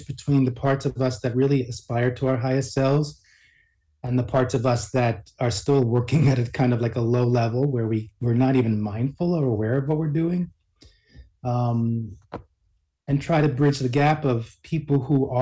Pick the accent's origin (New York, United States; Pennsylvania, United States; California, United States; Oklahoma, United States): New York, United States; New York City; I was born in New York City